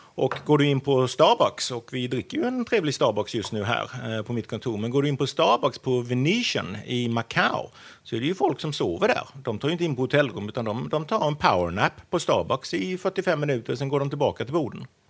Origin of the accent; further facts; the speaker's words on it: Sweden; moved away as an adult; also born or lived in Wales, United Kingdom; now in Singapore; 48 år gammal och eh, svensk, eh, flyttade till eh, Storbritannien för att eh, plugga en väldigt lång tid sedan